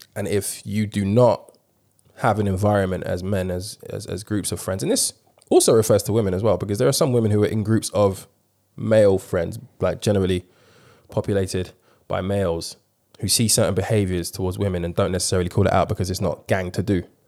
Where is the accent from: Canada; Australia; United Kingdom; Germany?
United Kingdom; London; being a black man growing up in London